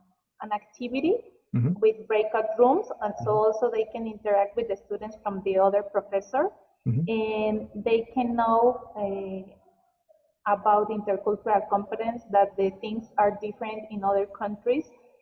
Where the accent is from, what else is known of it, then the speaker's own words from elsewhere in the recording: Mexico; English is a second language; I didn't think to be a teacher in the beginning because my parents are teachers. And in Mexico, it's like you don't get a lot of money and a lot of things